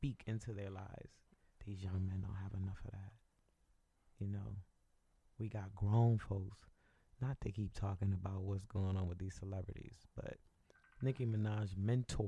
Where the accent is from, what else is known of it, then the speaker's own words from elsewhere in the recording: Northeast, United States; I grew up in the Northeast